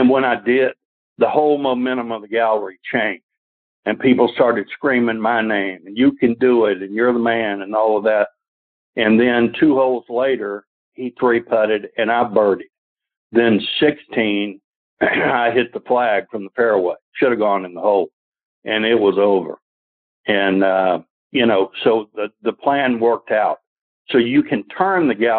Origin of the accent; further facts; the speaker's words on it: Atlanta, Georgia, United States; I was from Atlanta. But being a Georgia boy